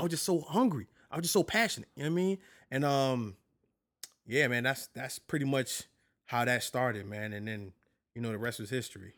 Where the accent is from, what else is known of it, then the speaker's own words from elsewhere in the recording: New York City, New York, United States; moved away as an adult; also born or lived in Barksdale, Louisiana; now in Louisiana, United States; I'm originally from New York